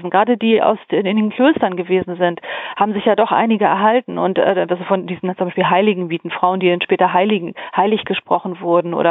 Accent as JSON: {"language": "German", "region": "Hamburg", "country": "Germany", "lives_now": "Nordheide, Germany", "said": "Und hier bei mir in der Region, also ich bin halt aus Hamburg, Hamburg, lebe aber in der Nordheide, gibt es die Heideklöster."}